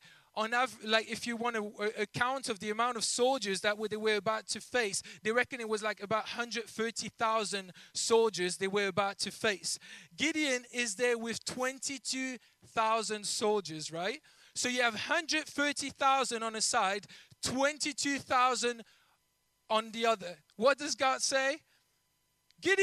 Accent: Belgium; first language French; English is a second language; moved away as an adult; now in England; I'm not originally from England, if you couldn't tell by my accent and my mistakes here and there in the language. I'm from Belgium. I originally speak French

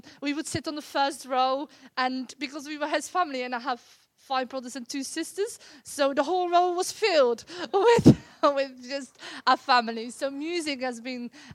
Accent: Netherlands; moved away as an adult; now in England; I grew up in Holland.

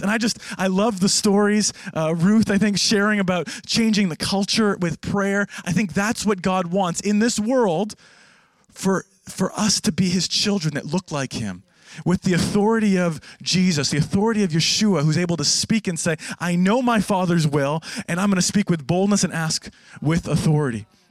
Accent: Canada; now in Jerusalem, Israel; I am Canadian, not American

